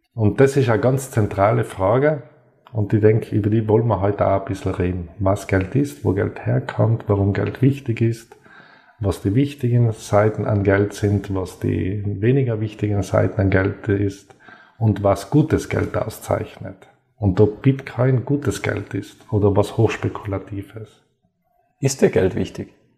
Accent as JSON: {"language": "German", "area": "South Tyrol", "region": "Trentino-Alto Adige", "country": "Italy", "tie": "born or raised there", "said": "Ich bin gebürtiger Südtiroler, auf einem Bergbahnhof aufgewachsen"}